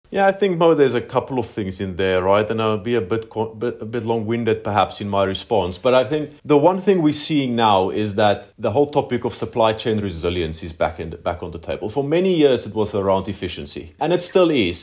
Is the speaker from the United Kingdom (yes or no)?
no; South Africa; now in Poland; I think there's only about two hundred South Africans in Poland in general, so my chances are pretty good of not finding someone else from Armulu